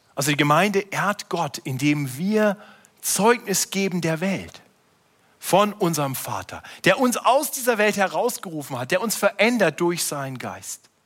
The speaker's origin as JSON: {"language": "German", "country": "Germany", "said": "als Deutsche"}